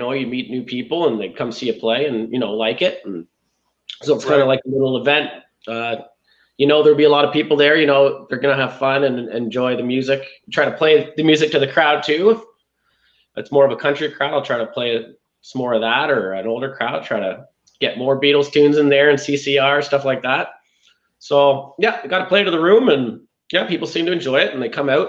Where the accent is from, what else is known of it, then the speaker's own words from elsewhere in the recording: Sarnia, Ontario, Canada; growing up in Sarnia is a really special place